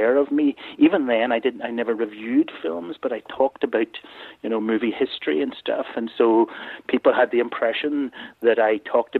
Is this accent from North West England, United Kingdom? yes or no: no; Belfast, Northern Ireland, United Kingdom; I grew up in Belfast in Ireland, and so I came from a very ordinary working class